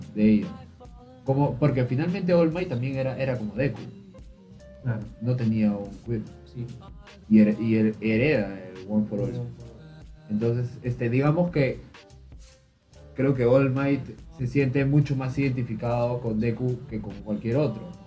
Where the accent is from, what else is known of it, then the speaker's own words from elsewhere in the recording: Peru; somos de Perú